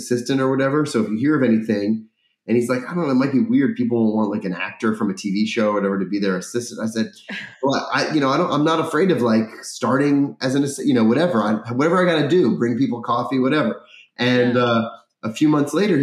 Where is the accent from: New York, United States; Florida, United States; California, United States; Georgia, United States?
Florida, United States; moved away; I grew up in Florida